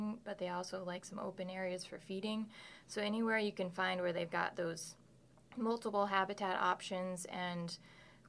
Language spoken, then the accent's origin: English; Alaska, United States; moved away as an adult; also born or lived in Wisconsin; now in Madison, United States; I grew up in Alaska hunting big game and recently moved to Wisconsin